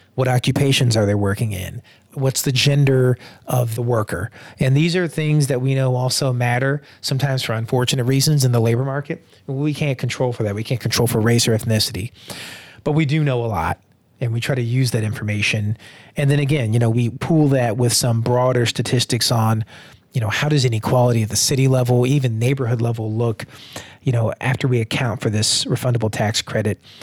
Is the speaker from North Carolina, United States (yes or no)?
yes; Durham, North Carolina, United States; moved away; also born or lived in Atlanta, Georgia / Washington, District of Columbia, United States; back in my hometown of Durham, North Carolina